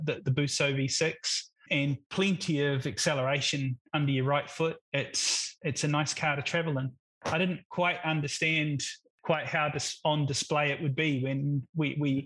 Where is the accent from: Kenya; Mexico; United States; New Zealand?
New Zealand; moved away; I'm originally from New Zealand, and my father had a Alfa Sud Sprint Veloce